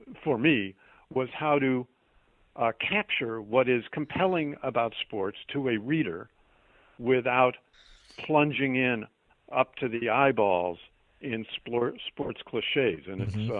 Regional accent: Chicago, Illinois, United States; moved away as an adult; now in Boston, United States; I grew up in and around Chicago

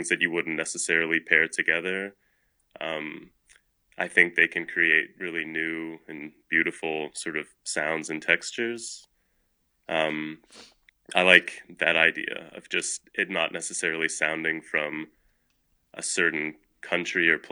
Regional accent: Louisville, Kentucky, United States; also born or lived in Toronto, Canada; I was born in Toronto, Canada, and I moved to Louisville with my family when I was 4

